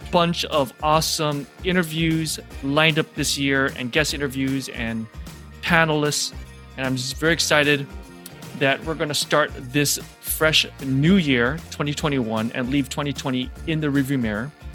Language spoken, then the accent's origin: English; Hawaii, United States; moved away as an adult; also born or lived in St. Louis / Denver / New York; my background is born and raised in Hawaii.